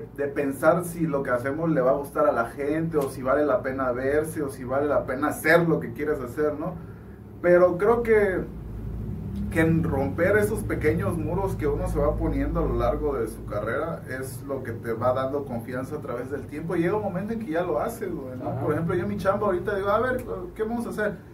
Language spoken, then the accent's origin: Spanish; Juchitán, Oaxaca, Mexico; yo soy una persona de Wichita, nací en la cuarta